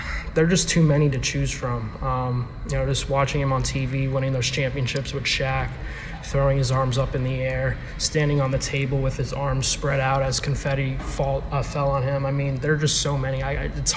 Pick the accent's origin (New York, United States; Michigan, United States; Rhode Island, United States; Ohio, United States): New York, United States; I grew up in New York